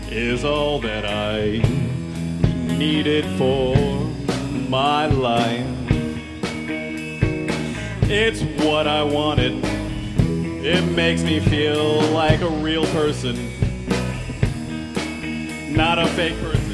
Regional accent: Cincinnati, Ohio, United States; I am a Cincinnati boy. I am I am born and bred in Cincinnati, Ohio.

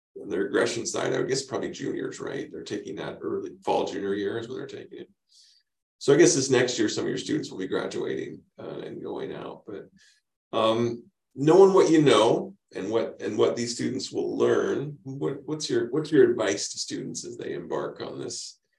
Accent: Spokane, Washington, United States; I grew up in Spokane

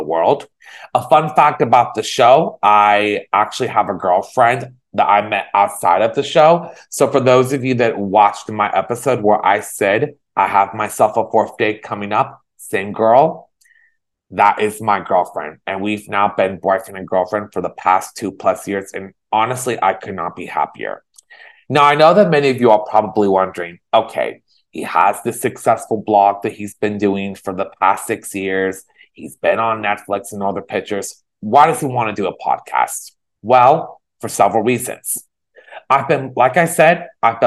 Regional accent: Danville, California, United States; now in Los Angeles, United States; I was born and raised in Danville, California.

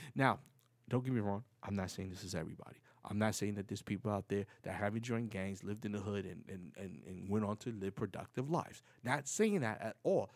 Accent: New York City, New York, United States; moved away as an adult; now in Florida, United States; I'm from the Bronx, from the projects

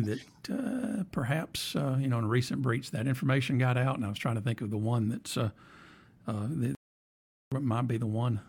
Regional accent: Anniston, Alabama, United States; I'm from Anniston

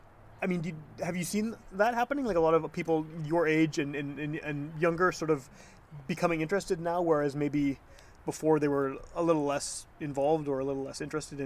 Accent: Winnipeg, Manitoba, Canada; also born or lived in St. James, Winnipeg / West End, Winnipeg; I've only lived in St. James for 6 years. So I'm from Wolseley. My first kid and my wife, we lived in the West End.

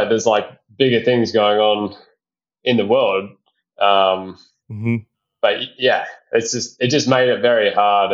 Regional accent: Perth, Western Australia, Australia; moved away; I come from Perth and we had super strict restrictions there, like I basically couldn't get home

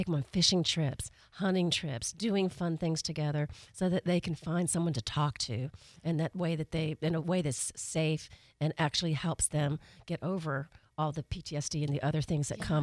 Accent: Atlanta, Georgia, United States; now in Pensacola, United States; I'm originally from Atlanta, Georgia.

